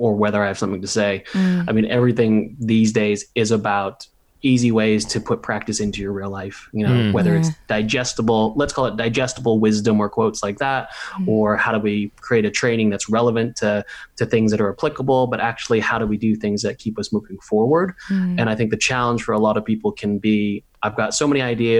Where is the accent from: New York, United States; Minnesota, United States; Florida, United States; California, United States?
California, United States; Santa Monica; moved away as an adult; also born or lived in New Zealand / Australia; now in United Kingdom; I grew up in Santa Monica in Los Angeles